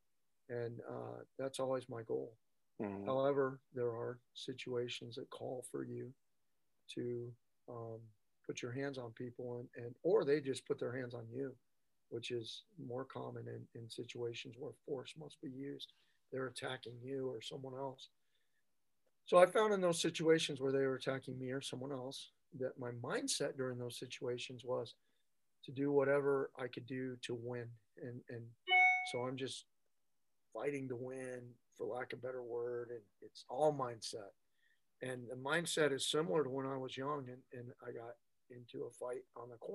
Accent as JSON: {"language": "English", "country": "United States", "tie": "born or raised there", "said": "We're both American-born brothers"}